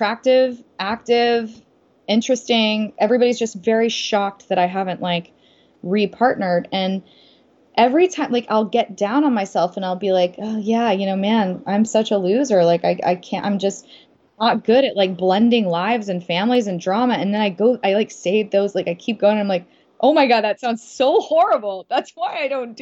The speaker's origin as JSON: {"language": "English", "region": "the South", "country": "United States", "tie": "born or raised there", "said": "growing up in the South"}